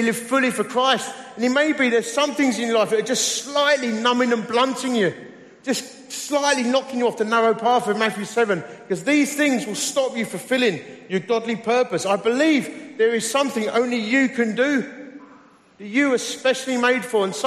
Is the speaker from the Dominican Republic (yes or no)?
no; Romford, London, United Kingdom; also born or lived in Dagenham; I was just a bloke from Romford. Actually, I was born in Dagenham.